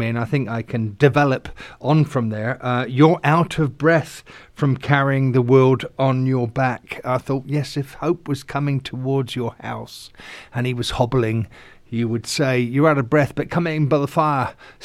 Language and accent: English; England, United Kingdom; I'm an Englishman